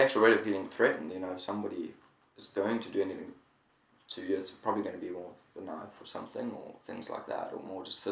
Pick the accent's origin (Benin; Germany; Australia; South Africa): South Africa; now in Japan; I'm from South Africa, which is a little bit more dangerous than normal